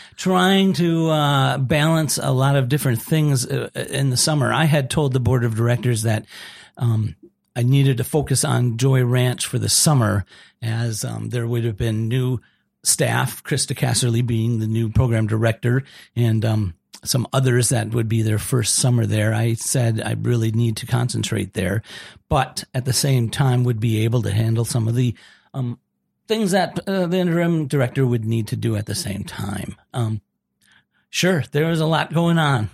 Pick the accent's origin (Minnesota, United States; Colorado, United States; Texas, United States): Minnesota, United States; Austin; now in South Dakota, United States; I grew up in Austin, Minnesota, home of Spam